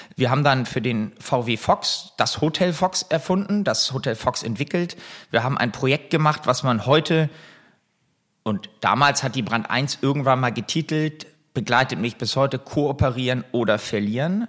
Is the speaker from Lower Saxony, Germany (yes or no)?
yes; Buchholz in der Nordheide, Lower Saxony, Germany; also born or lived in Hamburg; ich bin in Hamburg geboren, bin ähm, dann relativ schnell mit meinen Eltern äh, aufs Land bzw. in die Vorstadt gezogen, nach Buchholz in der Nordheide.